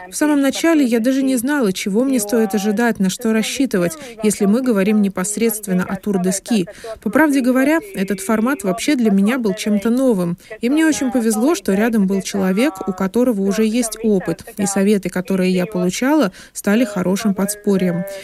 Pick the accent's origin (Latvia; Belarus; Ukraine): Latvia; Особенность заключается в том, что я родом из Латвии, которую нельзя назвать особо лыжной державой.